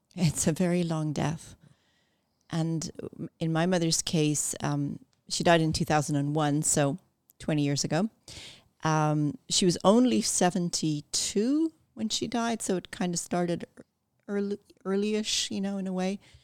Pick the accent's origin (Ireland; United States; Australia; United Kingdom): Ireland; moved away; also born or lived in Canada; moving back to Ireland and growing up there